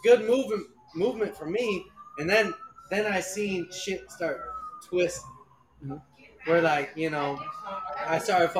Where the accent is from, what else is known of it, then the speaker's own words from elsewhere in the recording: Michigan, United States; I'm from Michigan